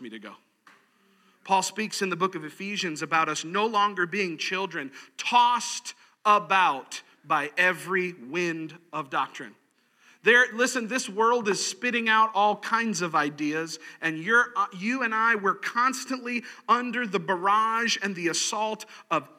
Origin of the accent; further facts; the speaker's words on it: Gulf of Mexico, Gulf Coast, United States; moved away; I grew up on the Gulf of Mexico, which is very relaxed and calm.